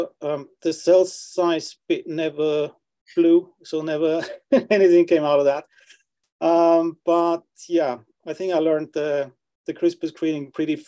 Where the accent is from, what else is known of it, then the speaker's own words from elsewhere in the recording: Austria; moved away as an adult; also born or lived in London, United Kingdom / Oxford, United Kingdom; now in Sweden; I'm originally from Austria